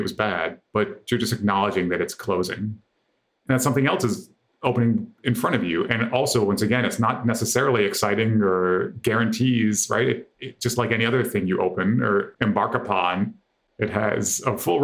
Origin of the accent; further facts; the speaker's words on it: Michigan, United States; I grew up in Michigan in the 80s.